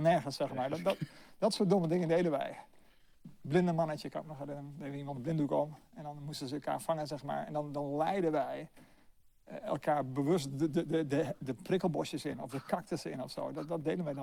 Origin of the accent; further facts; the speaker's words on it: Hardenberg, Overijssel, Netherlands; also born or lived in China; now in Delft, Netherlands; ik ben zelf eh, geboren in Hardenberg. Dus niet zo heel ver hier vandaan.